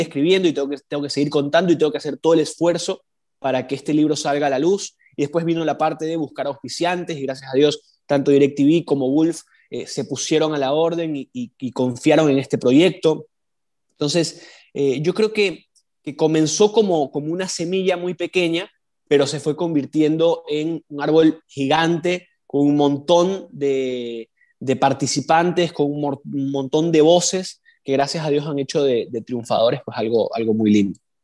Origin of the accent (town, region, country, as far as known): Ecuador